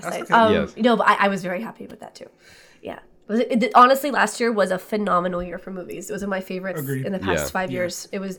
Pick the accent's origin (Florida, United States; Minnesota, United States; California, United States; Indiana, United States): Florida, United States; Boca Raton; moved away as an adult; now in New York, United States; I grew up in Boca Raton, Florida, which is a predominantly Jewish town.